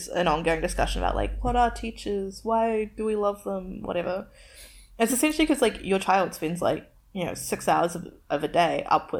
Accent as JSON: {"language": "English", "town": "Tauranga", "region": "Bay of Plenty", "country": "New Zealand", "tie": "born or raised there", "also_born_or_lived": "Beirut, Lebanon", "said": "it's a mixed school in my hometown in Tauranga"}